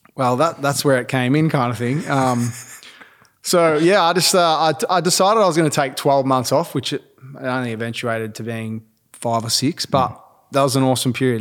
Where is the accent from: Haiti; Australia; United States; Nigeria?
Australia; Mount Eliza, Victoria; grew up Mount Eliza, sort of Mornington area